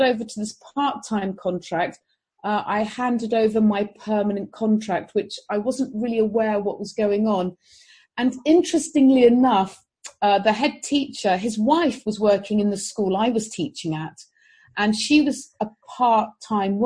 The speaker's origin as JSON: {"language": "English", "country": "Jersey", "said": "The Jersey I live on is the old Jersey."}